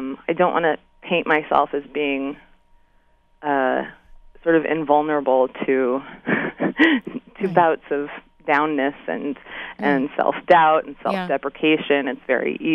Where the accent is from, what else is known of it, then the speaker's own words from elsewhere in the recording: Mason City, Iowa, United States; moved away; I'm from Mason City, Iowa